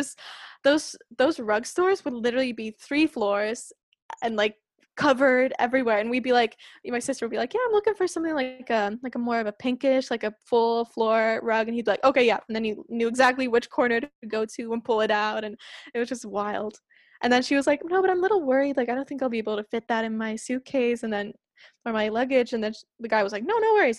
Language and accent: English; Espoo, Uusimaa, Finland; English is a second language; I'm from Espoo